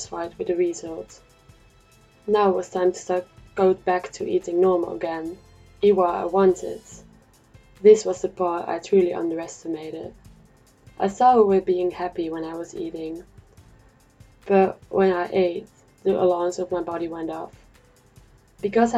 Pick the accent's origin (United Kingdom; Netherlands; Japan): Netherlands; moved away as an adult; I'm from the Netherlands